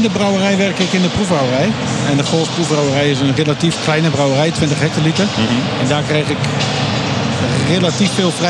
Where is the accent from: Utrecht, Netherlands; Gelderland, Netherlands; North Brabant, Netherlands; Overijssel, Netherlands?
Overijssel, Netherlands; Enschede; Ik ben eh, geboren en getogen Enschede.